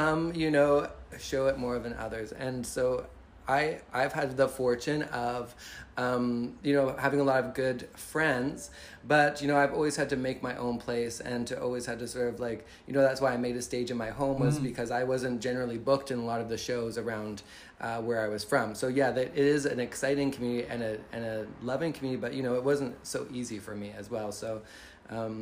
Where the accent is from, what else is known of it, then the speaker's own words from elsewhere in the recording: London, Ontario, Canada; now in Victoria, Canada; I'm from London, Ontario.